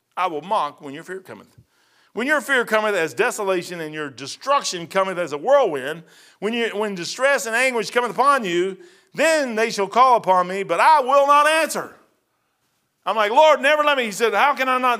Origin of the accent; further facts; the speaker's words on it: Kentucky, United States; I was born and raised in Kentucky